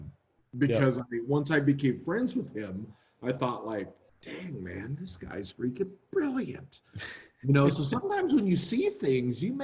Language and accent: English; Modesto, California, United States; I grew up in Modesto.